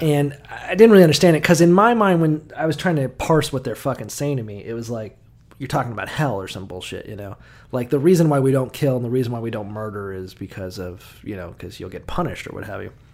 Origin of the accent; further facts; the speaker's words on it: the South, United States; moved away; growing up in the South, as I did, at least for some of the time